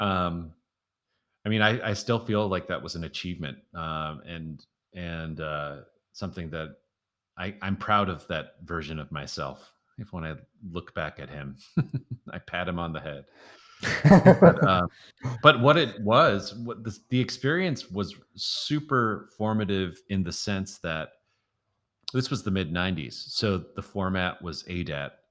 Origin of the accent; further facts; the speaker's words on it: Milwaukee, Wisconsin, United States; moved away as an adult; also born or lived in Washington, D.C.; playing gigs around my hometown, Milwaukee